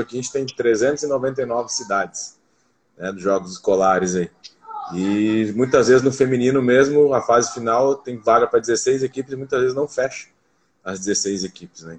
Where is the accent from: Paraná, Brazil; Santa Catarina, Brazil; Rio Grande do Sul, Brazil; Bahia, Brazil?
Paraná, Brazil; Foz do Iguaçu; eu sou nascido aqui em Foz do Iguaçu